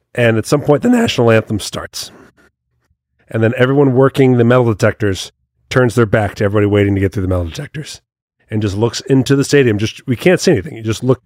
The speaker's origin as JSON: {"language": "English", "country": "United States", "said": "I'm a proud American. I like being part of this country"}